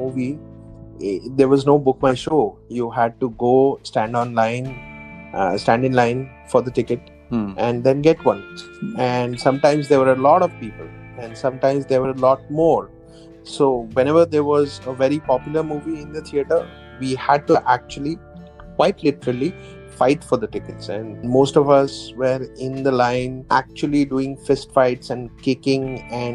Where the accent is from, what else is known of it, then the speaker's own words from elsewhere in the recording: Silchar, Assam, India; also born or lived in Karimganj; I grew up in the Northeast in two very small towns called Silchar and Karimganj